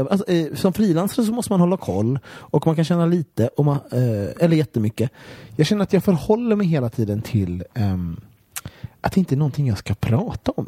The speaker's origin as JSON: {"language": "Swedish", "country": "Sweden"}